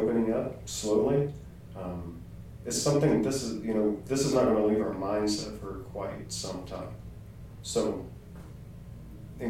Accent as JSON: {"language": "English", "town": "Centerville", "region": "Indiana", "country": "United States", "tie": "born or raised there", "moved": "as an adult", "lives_now": "Pendleton, United States", "said": "I'm a transplant. I grew up in Centerville"}